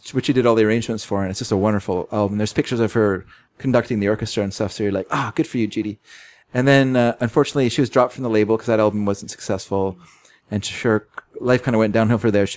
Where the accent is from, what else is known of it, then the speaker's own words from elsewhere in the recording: United States; I am an American